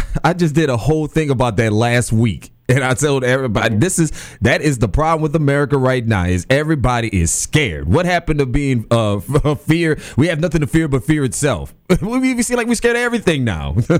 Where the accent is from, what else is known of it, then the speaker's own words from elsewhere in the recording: New Orleans, Louisiana, United States; as a kid growing up, I grew up in New Orleans